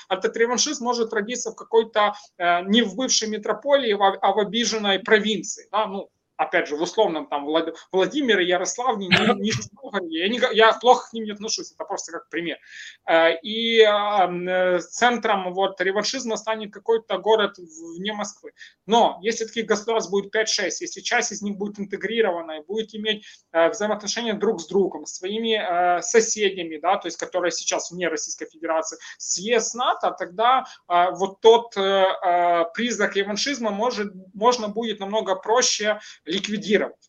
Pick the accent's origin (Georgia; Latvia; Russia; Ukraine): Ukraine; Russian is a second language; мое государство Украина